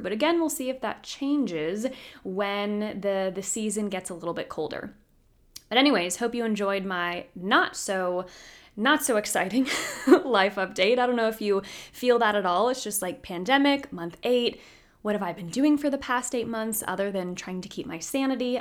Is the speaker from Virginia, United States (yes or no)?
yes; Roanoke, Virginia, United States; now in Washington, D.C. area, United States; I'm from the Roanoke area originally, so not too far there from Lynchburg, but now I'm in the, the DC area